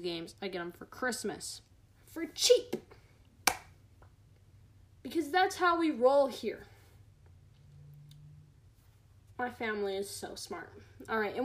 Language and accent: English; United States; as an American